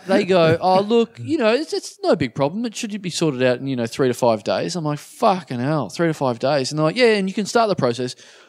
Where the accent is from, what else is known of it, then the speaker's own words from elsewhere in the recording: Maryborough, Queensland, Australia; moved away; Maryborough, to my hometown